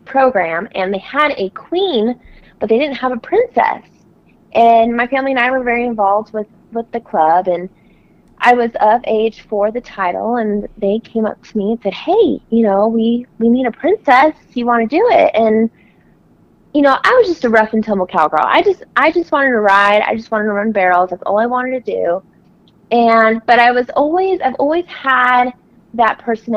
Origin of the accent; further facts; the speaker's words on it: Platteville, Colorado, United States; I'm from Colorado, being Miss Rodeo Colorado. I grew up in a farming community, primarily in a town called Platteville